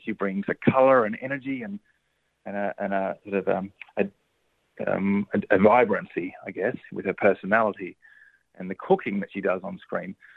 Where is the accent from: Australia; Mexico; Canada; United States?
Australia; Cobram, Victoria; Cobram up on the Murray River, which is in my hometown region